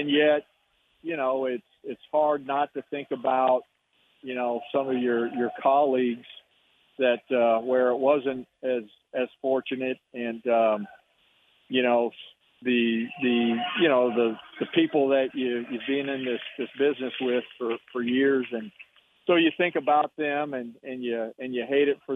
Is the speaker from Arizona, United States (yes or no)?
yes; Tucson, Arizona, United States; moved away; Tucson's my hometown. My mom and dad, you know, still live there